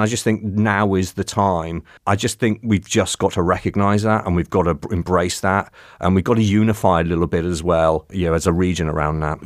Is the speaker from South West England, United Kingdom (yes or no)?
yes; Cornwall, South West England, United Kingdom; I grew up in Cornwall